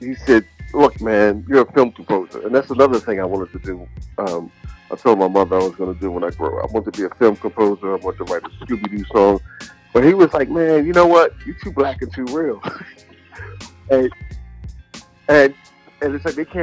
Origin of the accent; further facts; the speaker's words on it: Philadelphia, Pennsylvania, United States; I was in Philly, and I was raised in the North and the South